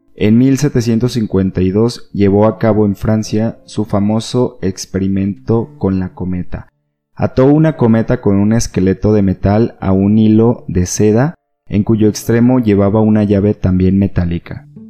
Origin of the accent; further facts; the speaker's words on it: Sinaloa, Mexico; now in Guadalajara, Mexico; Yo pues soy de Sinaloa